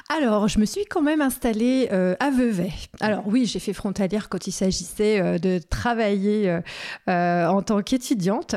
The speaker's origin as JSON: {"language": "French", "town": "Saint-Julien-en-Genevois", "region": "Auvergne-Rhône-Alpes", "country": "France", "tie": "born or raised there", "also_born_or_lived": "Annecy / Chablais", "moved": "as an adult", "said": "j'ai grandi à Saint-Julien"}